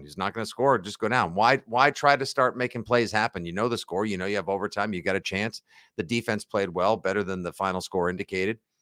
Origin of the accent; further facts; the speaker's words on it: Braintree, Massachusetts, United States; Braintree, my hometown